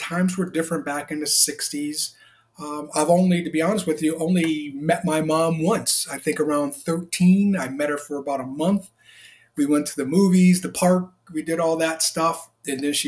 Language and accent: English; Hartford, Connecticut, United States; I was born on December 9th, 1967 in Hartford, Connecticut